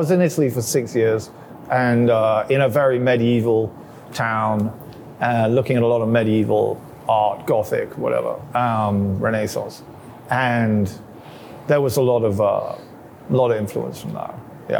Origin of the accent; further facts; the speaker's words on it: England, United Kingdom; I went to a lot of boarding schools, so I didn't actually spend a lot of time growing up in London, I wouldn't say. And we moved around England a lot when I was growing up.